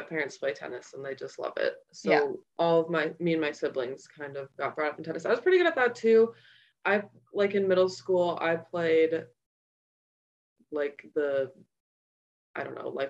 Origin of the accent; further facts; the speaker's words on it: Bloomington, Minnesota, United States; I grew up in Minnesota for all my life. I grew up in Bloomington.